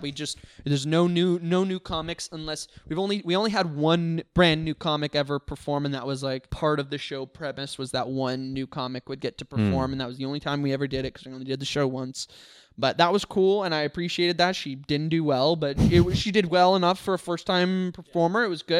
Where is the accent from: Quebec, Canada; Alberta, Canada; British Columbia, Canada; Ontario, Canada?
British Columbia, Canada; White Rock; I'm from White Rock.